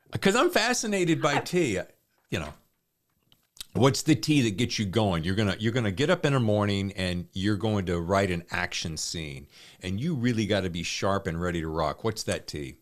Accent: the South, United States; I grew up in the South

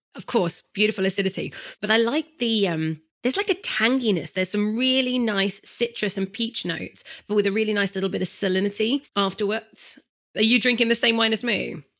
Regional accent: England, United Kingdom; I'm such an English gal

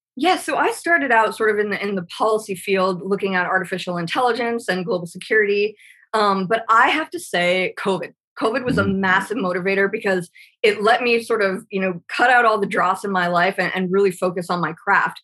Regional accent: Irvine, California, United States; moved away; I'm originally from California. When you know my dad was a Pendleton Marine, we were at Irvine and nice. El Toro

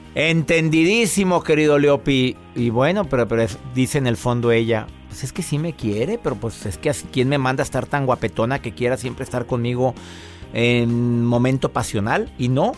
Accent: Monterrey, Nuevo León, Mexico; somos de Monterrey, Joel y yo

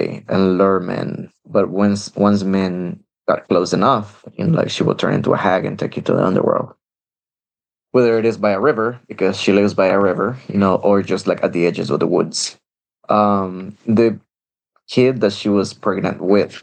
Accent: El Salvador; moved away; I grew up in El Salvador

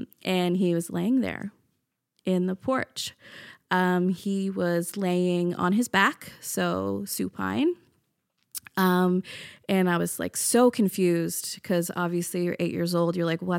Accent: Newfoundland and Labrador, Canada; now in Halifax, Canada; I'm from Newfoundland.

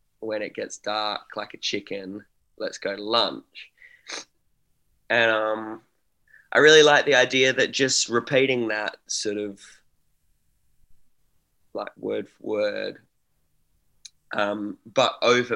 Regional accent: Australia

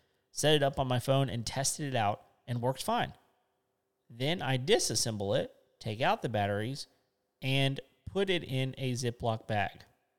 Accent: Australia; Being an Aussie, I will. I've had one.

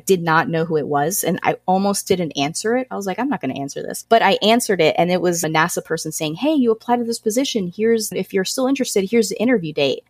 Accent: Puerto Rico; first language Spanish; English is a second language; also born or lived in Chicago; now in Orlando, United States; But yeah, we grew up in Puerto Rico and Chicago, like all over the place. And we kind of settled in Orlando, Florida. And that is where I'm currently residing now.

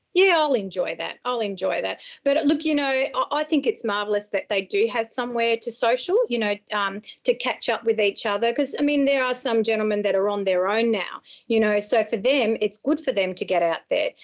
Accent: Berrigan, New South Wales, Australia; moved away; I'm a country girl. I'm from the Sticks, a little place called Berrigan up near the Murray River

